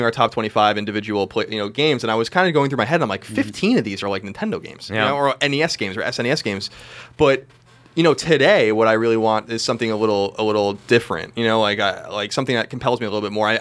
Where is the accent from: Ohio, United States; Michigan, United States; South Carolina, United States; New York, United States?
New York, United States; Long Island; where I grew up on Long Island